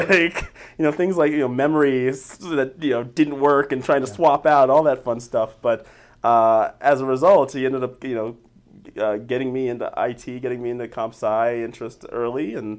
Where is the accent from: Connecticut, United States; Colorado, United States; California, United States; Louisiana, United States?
Colorado, United States; Denver; I am from Denver proper. I am a Denver native, born and raised.